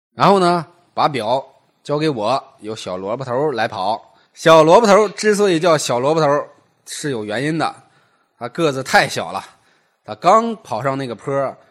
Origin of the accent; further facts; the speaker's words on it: Hebei, China; 更接近于我们老家话。啊，但是呢 河北的这个当地方言啊，大部分人还是能听懂的